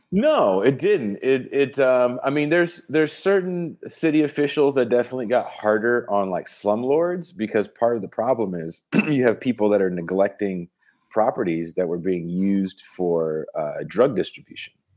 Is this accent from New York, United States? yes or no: no; the Bay Area, California, United States; also born or lived in Oakland; I'm from the Bay.